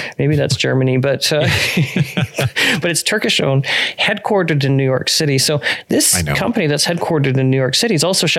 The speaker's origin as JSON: {"language": "English", "region": "Western Canada", "country": "Canada", "said": "I'm from Western Canada"}